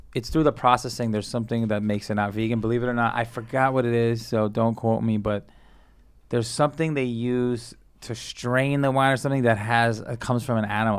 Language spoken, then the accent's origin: English; New York City, New York, United States; also born or lived in Colombia (family); I grew up in, like, Sunset Park area